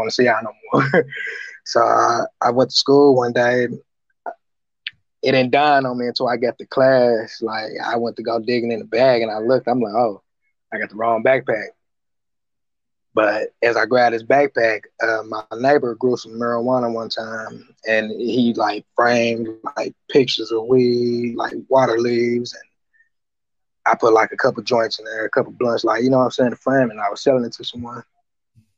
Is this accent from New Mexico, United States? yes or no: no; Tulsa, Oklahoma, United States; I was born in the north side of Tulsa, Oklahoma, home of the 1921 race riot. I grew up in the rough side of town.